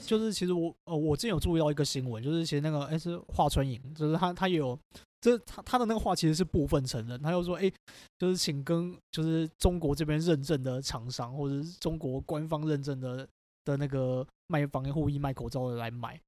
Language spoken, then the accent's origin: Chinese; Taiwan; 我们台湾人也是有一些反制的措施